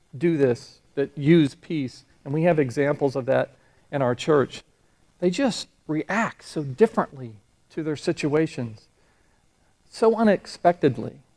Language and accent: English; Florida, United States; moved away as an adult; also born or lived in Huntsville, Alabama; I grew up in Florida, and I'm used to Florida weather patterns